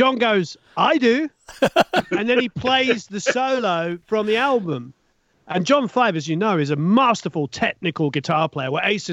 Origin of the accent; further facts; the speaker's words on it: England, United Kingdom; moved away as an adult; now in Los Angeles, United States; Growing up in England